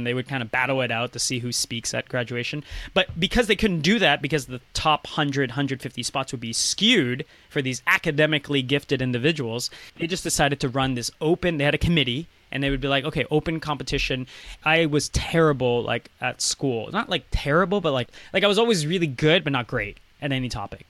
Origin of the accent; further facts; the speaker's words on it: Maryland, United States; now in Toronto, Canada; I went to high school in the U.S., and I grew up in Maryland.